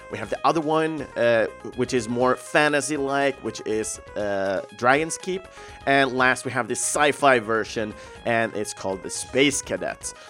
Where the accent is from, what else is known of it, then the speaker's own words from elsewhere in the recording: Sweden; English is a second language; young, don't understand that much English, uh, growing up in Sweden